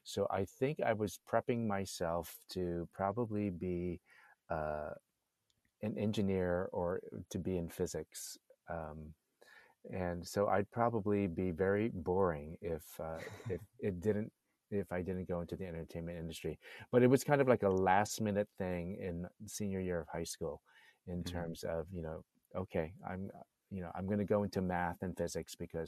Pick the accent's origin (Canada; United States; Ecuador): United States; Hawaii; I'm actually Chinese from Hawaii.